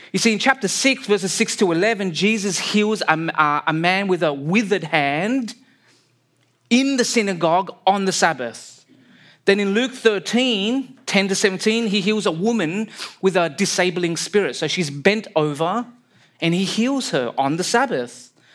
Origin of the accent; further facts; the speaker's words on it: Sydney, New South Wales, Australia; moved away as an adult; now in British Columbia, Canada; I was born and raised in Sydney, Australia.